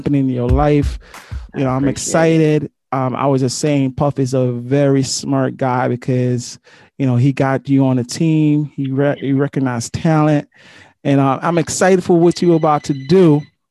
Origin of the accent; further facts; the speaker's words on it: Jamaica; I'm Jamaican